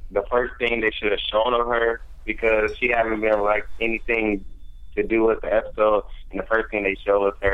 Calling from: Dayton, Ohio, United States; Um, I'm calling from Dayton, Ohio

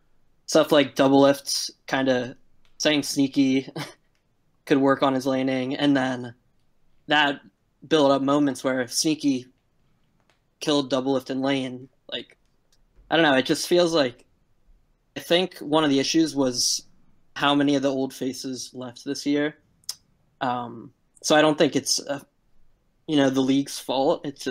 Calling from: Philadelphia, Pennsylvania, United States; I'm calling from Philadelphia, Pennsylvania.

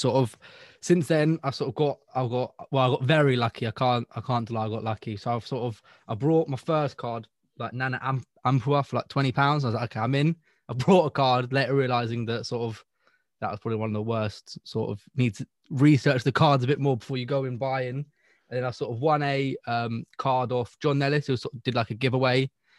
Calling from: Cambridge, East of England, United Kingdom

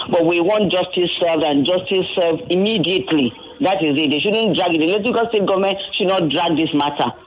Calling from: Ikeja, Lagos, Nigeria; I'm calling from Ikeja.

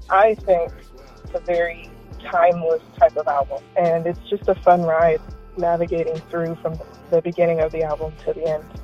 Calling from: California, United States; I'm calling from California.

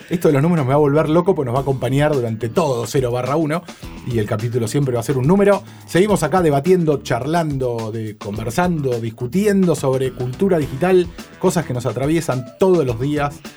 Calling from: Buenos Aires, Argentina; Hola, ¿qué tal? … de Villa Crespo, los escucho siempre

